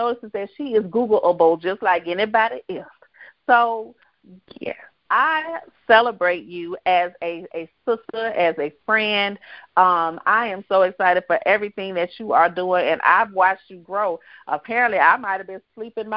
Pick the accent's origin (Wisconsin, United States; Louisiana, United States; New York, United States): Louisiana, United States; Baton Rouge; moved away as an adult; from my home state, from my hometown